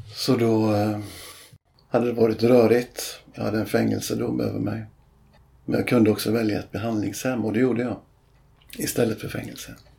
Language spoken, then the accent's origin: Swedish; Bohuslän, Västra Götaland, Sweden; moved away as an adult; där jag växte upp då i Bohuslän